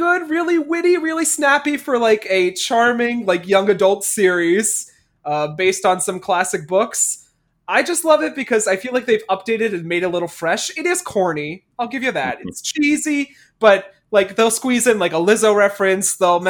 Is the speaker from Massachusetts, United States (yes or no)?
no; Newark, New Jersey, United States; they're talking about growing up in Newark all this time, and I'm just like, this is my life. This is what I was growing up on.